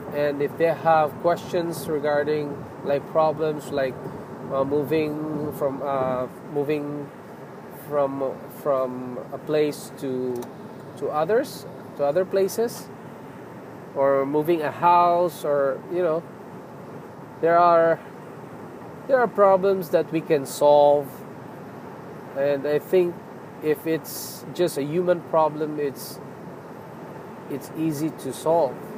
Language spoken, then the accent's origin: English; Philippines; now in Toronto, Canada; I'm a Filipino.